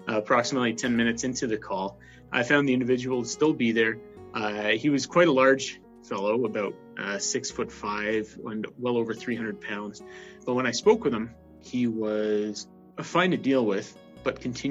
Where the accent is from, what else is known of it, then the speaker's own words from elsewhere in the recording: Ontario, Canada; now in Calgary, Canada; I'm originally from Ontario